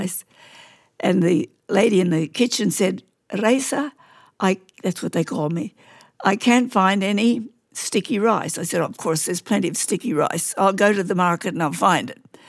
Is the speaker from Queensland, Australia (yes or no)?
yes; Queensland, Australia; I grew up in Queensland